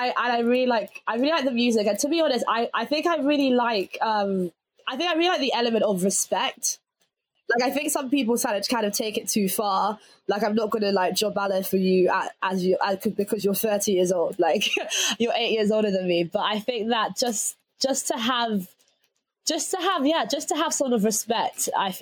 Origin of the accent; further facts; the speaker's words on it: Nigeria; And that could just be my family, but I associate it with being Nigerian as well.